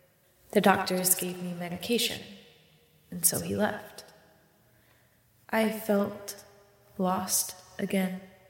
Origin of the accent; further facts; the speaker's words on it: Marshalltown, Iowa, United States; I grew up in Marshalltown with my mom.